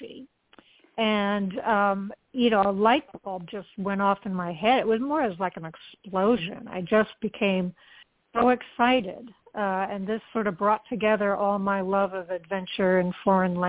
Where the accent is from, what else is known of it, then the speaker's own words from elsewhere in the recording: a suburb in New Jersey, United States; I grew up in a suburb in New Jersey, a suburb of New York City